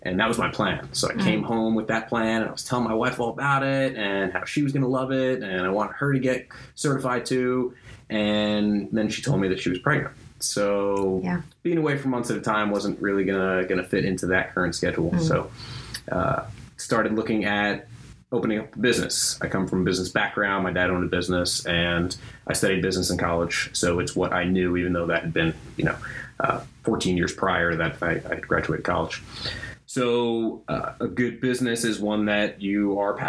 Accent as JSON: {"language": "English", "region": "New Jersey", "country": "United States", "tie": "born or raised there", "also_born_or_lived": "Albuquerque, New Mexico", "moved": "as an adult", "said": "I grew up in New Jersey"}